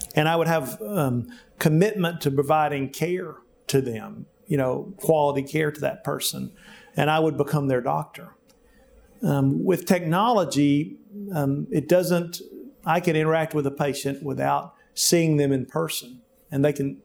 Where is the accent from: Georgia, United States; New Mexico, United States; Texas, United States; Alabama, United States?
Alabama, United States; Jemison; now in Little Rock, United States; I grew up in Alabama, in Jemison, Alabama, on a farm